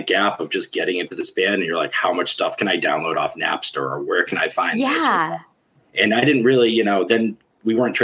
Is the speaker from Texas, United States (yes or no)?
no; Worcester, Massachusetts, United States; I'm from Worcester, Massachusetts